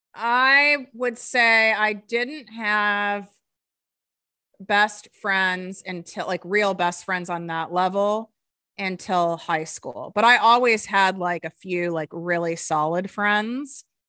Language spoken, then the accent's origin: English; Highland Park, Illinois, United States; I grew up in North Shore, Chicago